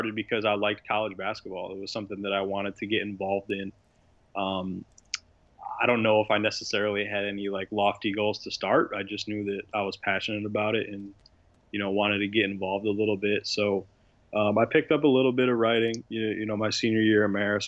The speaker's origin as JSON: {"language": "English", "town": "Syracuse", "region": "New York", "country": "United States", "tie": "born or raised there", "said": "growing up in Syracuse, I mean, college basketball is huge there."}